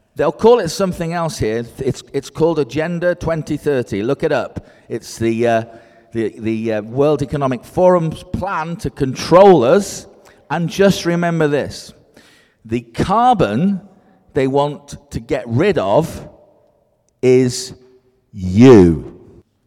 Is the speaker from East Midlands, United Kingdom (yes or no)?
no; Scotland, United Kingdom; now in Cheshire, United Kingdom; I'm Scottish, I work in Cheshire, the northwest of England